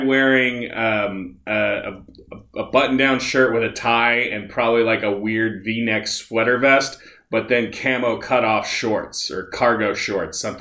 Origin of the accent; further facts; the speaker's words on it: Nebraska, United States; I'm from Nebraska